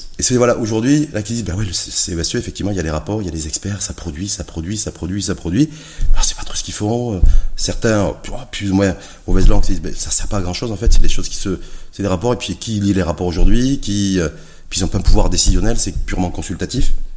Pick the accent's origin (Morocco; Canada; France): Morocco; chez nous, au Maroc